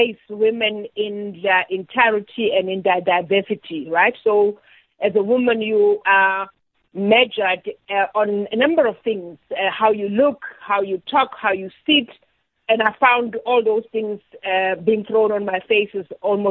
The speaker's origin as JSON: {"language": "English", "town": "Welkom", "region": "Free State", "country": "South Africa", "tie": "born or raised there", "said": "I grew up in the Free State in Welkom"}